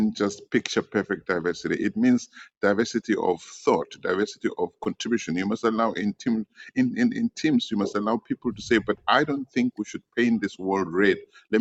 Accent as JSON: {"language": "English", "town": "Soweto", "region": "Gauteng", "country": "South Africa", "tie": "born or raised there", "said": "I grew up in Deep Kloof, Soweto"}